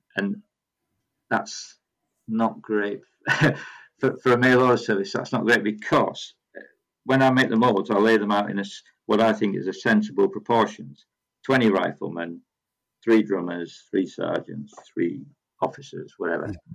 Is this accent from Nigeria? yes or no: no; Yorkshire and the Humber, United Kingdom; I am from Yorkshire